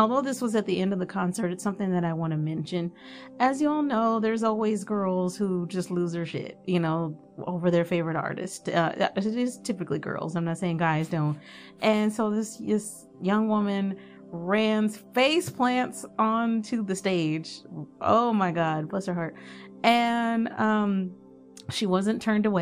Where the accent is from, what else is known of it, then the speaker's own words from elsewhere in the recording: Dallas, Texas, United States; I'm from Dallas